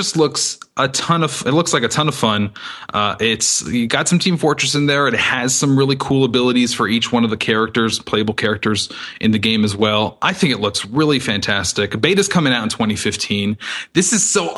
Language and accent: English; Toronto, Ontario, Canada; now in Los Angeles, United States; I am Canadian, but I live in Los Angeles